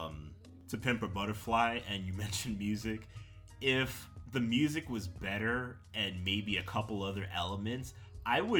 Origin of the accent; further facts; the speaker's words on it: New York City, New York, United States; we're both from Queens